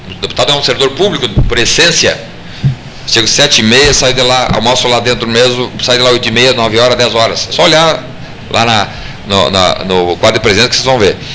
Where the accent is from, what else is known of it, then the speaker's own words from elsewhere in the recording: Santo Ângelo, Rio Grande do Sul, Brazil; also born or lived in Brasília; now in Porto Alegre, Brazil; Eu sou de Santo Ângelo.